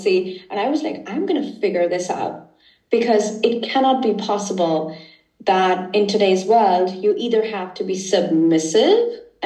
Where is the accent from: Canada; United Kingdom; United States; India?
India; now in Germany; I come from India originally.